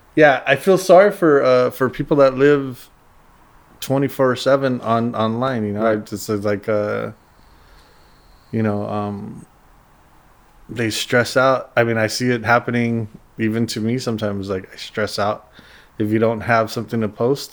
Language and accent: English; Los Angeles, California, United States; also born or lived in Monterey Park / City Terrace; I'm from the East LA area